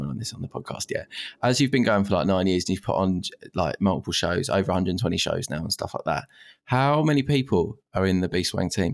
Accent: just outside Colchester in Essex, East of England, United Kingdom; now in Manchester, United Kingdom; originally just outside Colchester in Essex, but living in Manchester.

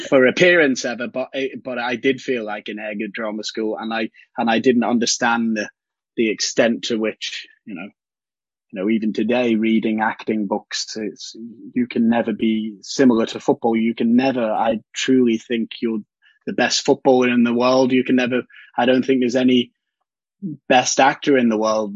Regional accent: Liverpool, North West England, United Kingdom; me being from Liverpool

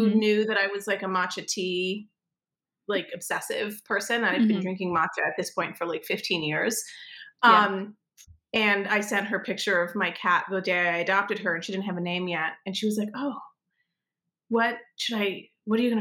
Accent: Connecticut, United States; moved away; also born or lived in New York; I grew up in Connecticut, in a fairly affluent community

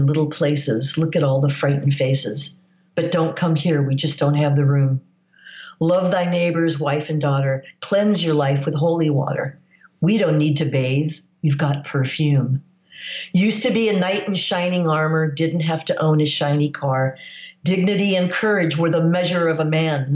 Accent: United States; moved away as an adult; also born or lived in London, United Kingdom; I'm American.

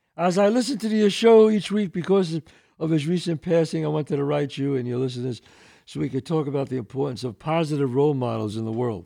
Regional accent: New York City, New York, United States; I grew up in the Bronx

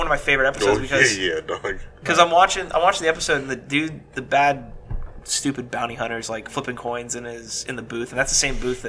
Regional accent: Houston, Texas, United States; I'm like 9. He picks me up. I'm like, I'm from Houston, Texas.

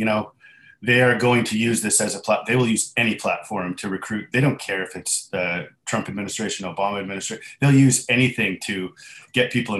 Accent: Canada; I'm Canadian

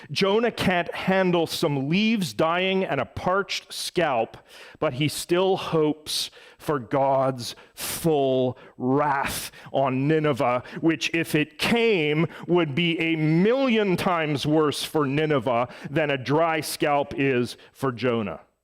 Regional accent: Edmonton, Alberta, Canada; moved away; my hometown of Edmonton

